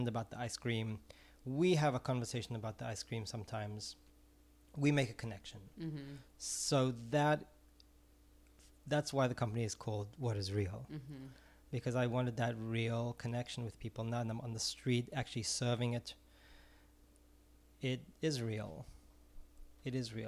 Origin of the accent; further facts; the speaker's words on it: Israel; moved away; I'm originally from Israel